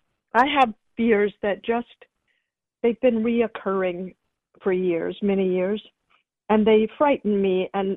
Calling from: Atlanta, Georgia, United States; I'm calling from Atlanta, Georgia.

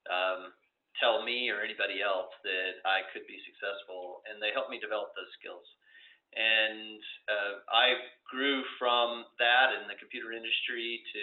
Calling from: Denver, Colorado, United States; I'm calling in from uh, Denver, Colorado.

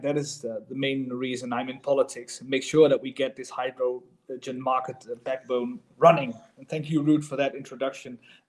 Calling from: The Hague, South Holland, Netherlands; in the Netherlands, I'm calling from The Hague

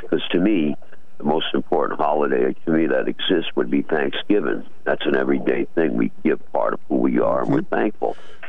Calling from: Norwich, Connecticut, United States; from Norwich.

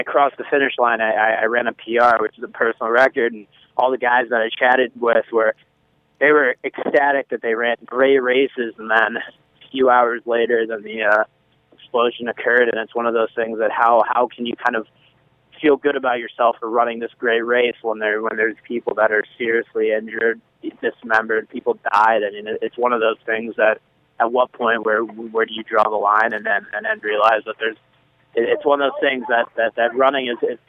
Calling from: Cambridge, Massachusetts, United States; I'm calling. I'm at Harvard right now. I'm here in Massachusetts, in Cambridge.

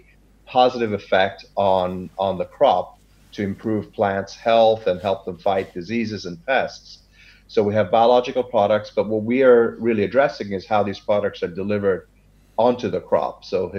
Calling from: Sacramento, California, United States; I am speaking from Sacramento, California, the biggest state in the U.S.

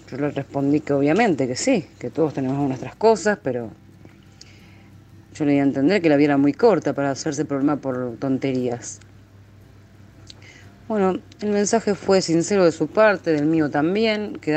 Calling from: Rosario, Santa Fe, Argentina; de Argentina, Rosario.

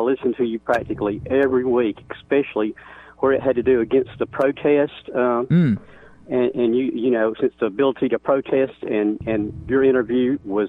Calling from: Eva, Alabama, United States; I'm calling from the Eva, Alabama area.

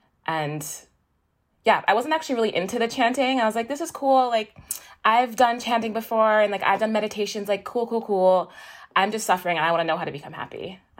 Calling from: Peekskill, New York, United States; I'm calling from Peekskill, New York. It's a little bit, maybe like an hour north of New York City.

